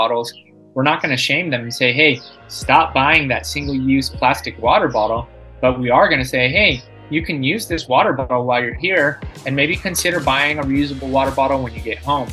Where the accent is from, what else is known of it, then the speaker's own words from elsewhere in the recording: San Diego, California, United States; moved away as an adult; now in Costa Rica; I'm originally from San Diego, California